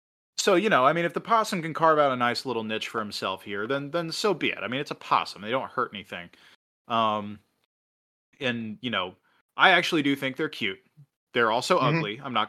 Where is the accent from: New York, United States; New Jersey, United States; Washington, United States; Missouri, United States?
Missouri, United States; Hell, growing up in Missouri, I was taught to take pride in being from the home state of Harry S. Truman